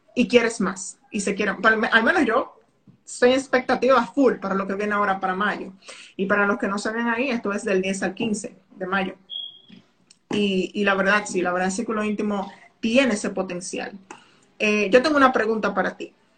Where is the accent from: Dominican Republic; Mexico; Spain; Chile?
Dominican Republic; soy dominicana